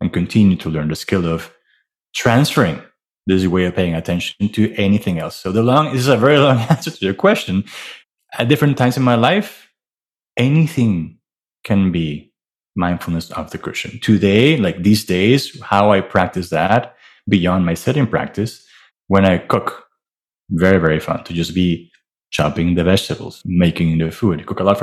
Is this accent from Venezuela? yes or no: yes; Venezuela; also born or lived in Miami; now in New York, United States; I'm from Venezuela. I grew up in a house, a wonderful family